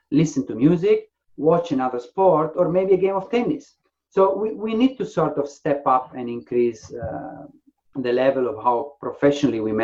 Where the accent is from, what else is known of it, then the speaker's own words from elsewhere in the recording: Faenza, Emilia-Romagna, Italy; moved away as an adult; also born or lived in Ravenna; now in England, United Kingdom; my hometown, in Faenza, a very small town. So I grew up in a house full of tennis rackets.